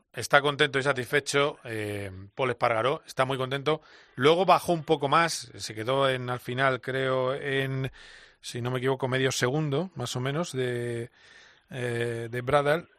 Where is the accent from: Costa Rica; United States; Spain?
Spain; Alcobendas, Community of Madrid; yo soy de Alcobendas